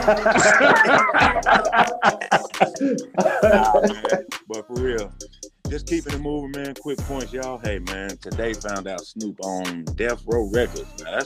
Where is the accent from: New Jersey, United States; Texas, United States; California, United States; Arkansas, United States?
Arkansas, United States; I was born in Arkansas. I'm from Arkansas.